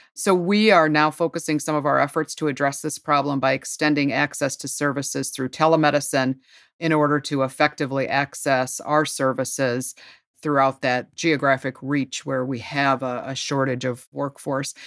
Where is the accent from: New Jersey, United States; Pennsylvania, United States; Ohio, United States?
Ohio, United States; moved away as an adult; also born or lived in North Carolina; Ohio, my home state, even though I lived many years in North Carolina